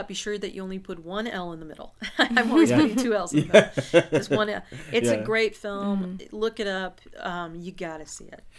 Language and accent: English; Santa Cruz, California, United States; moved away as an adult; also born or lived in San Francisco / New York; I grew up in Santa Cruz. And it was a hippy-dippy town. I would always describe it as Berkeley on the beach.